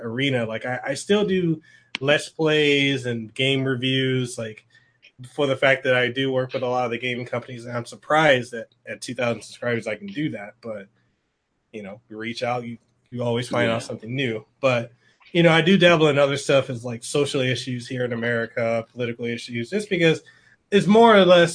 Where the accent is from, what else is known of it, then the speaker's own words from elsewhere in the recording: Honolulu, Hawaii, United States; I'm from Honolulu